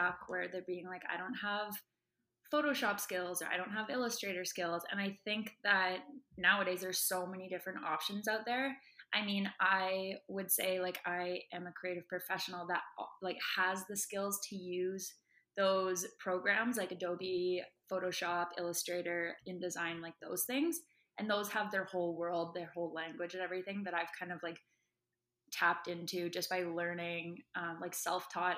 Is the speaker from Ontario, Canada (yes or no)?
no; Vancouver, British Columbia, Canada; moved away as an adult; now in Toronto, Canada; I am from Vancouver. I came to Toronto for university with a volleyball scholarship.